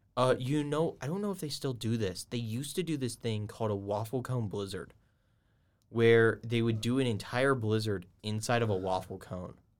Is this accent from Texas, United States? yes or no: no; Georgia, United States; moved away; I'm from Georgia